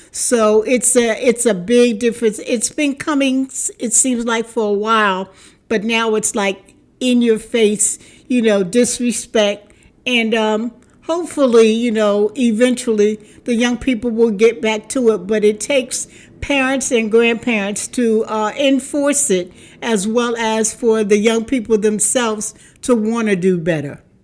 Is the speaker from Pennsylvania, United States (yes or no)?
yes; Philadelphia, Pennsylvania, United States; moved away as an adult; also born or lived in Newark, Delaware; I am from Philadelphia, A, better known as Philly, but I raised my daughter in Newark, Delaware